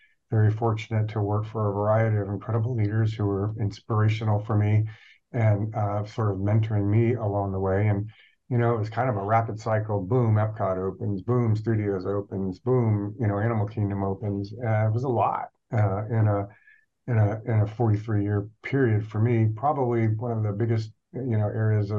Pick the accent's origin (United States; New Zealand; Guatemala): United States; Ormond Beach, Florida; also born or lived in California; I grew up in the Ormond Beach area. I went to high school over there